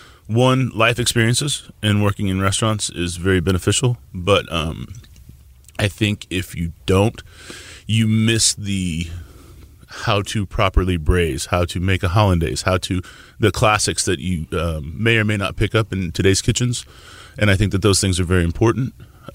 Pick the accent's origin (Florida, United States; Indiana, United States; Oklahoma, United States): Oklahoma, United States; Tulsa; also born or lived in Nebraska; now in Houston, United States; I grew up in Tulsa. Born in Nebraska and grew up in Tulsa.